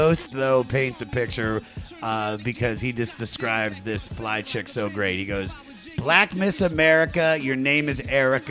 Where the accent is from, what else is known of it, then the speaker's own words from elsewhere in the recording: Germantown, Maryland, United States; I'm not actually British. I'm from Germantown, Maryland.